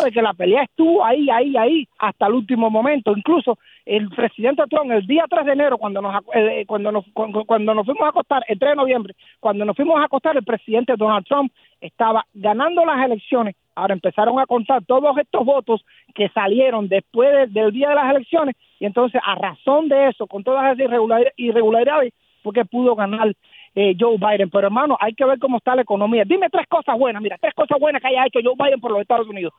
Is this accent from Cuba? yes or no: yes; Cuba; now in United States; yo vi nacer el comunismo dentro de Cuba